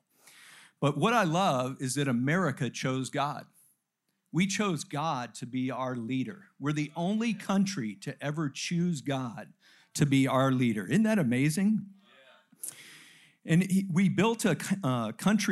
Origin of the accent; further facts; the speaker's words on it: United States; I am an American